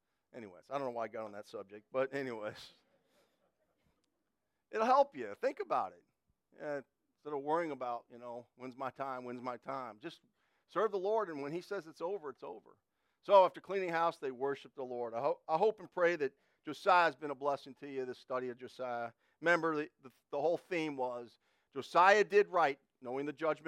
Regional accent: United States; I grew up in Connecticut, New York

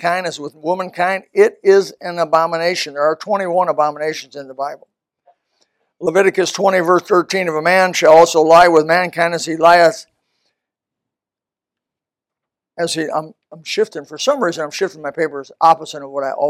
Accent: United States; there was 5 guys, 5 of us Americans

